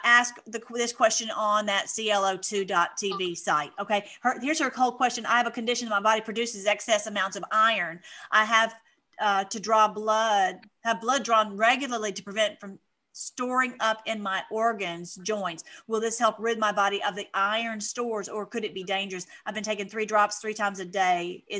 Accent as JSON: {"language": "English", "country": "Canada", "said": "I'm from Aunt Canada."}